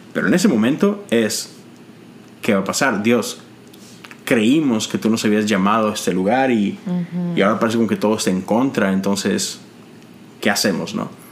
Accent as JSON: {"language": "Spanish", "town": "Monterrey", "region": "Nuevo León", "country": "Mexico", "moved": "as an adult", "lives_now": "United States", "said": "Nosotros todos somos mexicanos, de Monterrey, ah, pero tenemos ya más de 10 años en este país."}